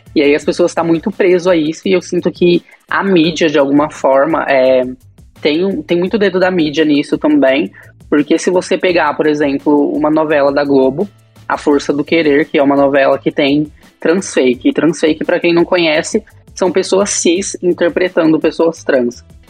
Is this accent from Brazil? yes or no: yes; Bauru, São Paulo, Brazil; moved away; eu saí de Bauru, né? Que, era, que é minha cidade natal